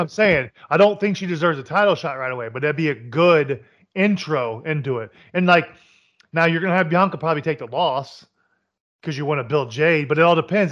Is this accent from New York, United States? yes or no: no; Kentucky, United States; I was born in Kentucky